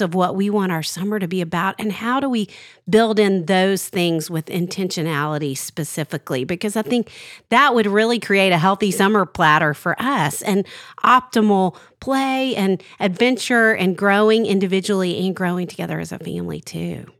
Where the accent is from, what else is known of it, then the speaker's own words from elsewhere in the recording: Arkansas, United States; when I was growing up in Arkansas